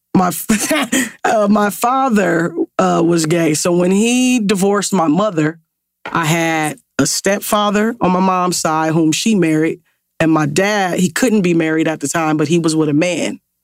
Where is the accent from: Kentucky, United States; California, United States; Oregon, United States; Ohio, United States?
Ohio, United States; growing up in Ohio, I hooped